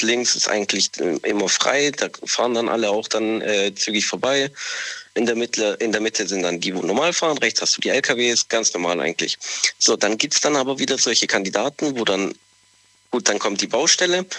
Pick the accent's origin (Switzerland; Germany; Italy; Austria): Italy; Southern Italy; moved away; ich komme ja aus Italien, äh, vor allem gerade aus dem Süden